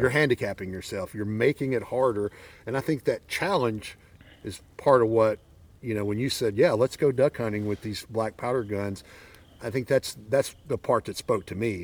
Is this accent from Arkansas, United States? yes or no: yes; Arkansas, United States; I'm from Arkansas